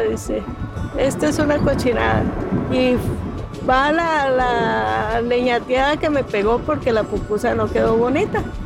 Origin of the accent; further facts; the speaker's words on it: Costa Rica; moved away as an adult; now in Tijuana, Mexico; soy originaria de Costa Rica.